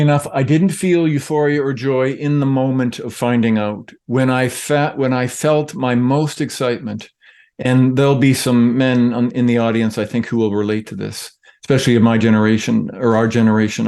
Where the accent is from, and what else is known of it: St. Catharines, Ontario, Canada; born or raised there